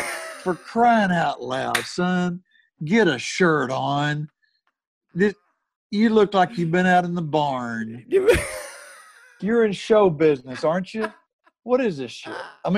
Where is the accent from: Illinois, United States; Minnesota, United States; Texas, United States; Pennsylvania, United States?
Texas, United States; moved away; I'm from Texas.